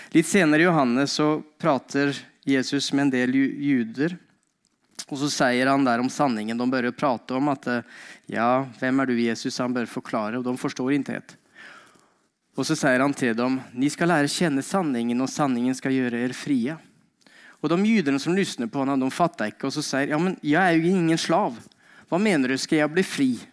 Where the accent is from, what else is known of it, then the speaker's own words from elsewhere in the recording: Norway; moved away as an adult; now in Sweden; jeg eh, kom fra Norge. Eh, bodd her i eh, ikke allmenn tid, men 16 eh, år tror jeg det blir.